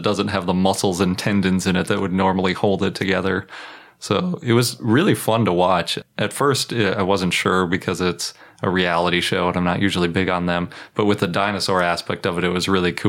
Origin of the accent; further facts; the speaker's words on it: Milwaukee, Wisconsin, United States; I was born in Milwaukee